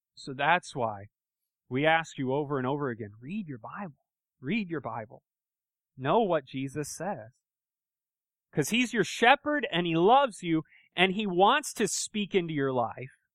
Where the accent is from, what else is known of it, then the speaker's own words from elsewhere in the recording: United States; I grew up in America, right? And, uh, I've lived here my whole life